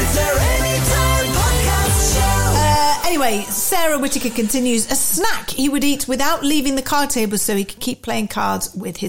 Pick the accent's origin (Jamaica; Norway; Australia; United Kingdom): United Kingdom; Sandwich, South East England; I'm from Sandwich, where the Earl of Sandwich invented the sandwich.